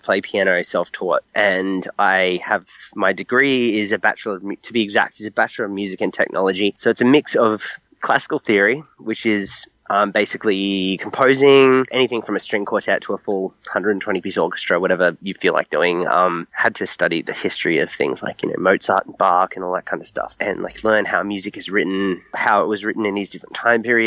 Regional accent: Australia; accent: Australian; moved away as an adult; now in Los Angeles, United States; I'm clearly Australian, if you can hear the accent, but I live in America.

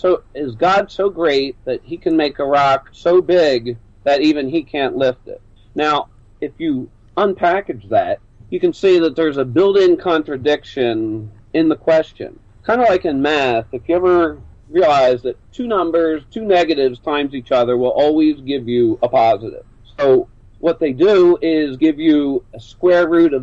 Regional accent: Philadelphia, Pennsylvania, United States; also born or lived in near St. Louis; now in St. Louis area, United States; I'm originally from Philadelphia, Pennsylvania. I settled out here near St. Louis

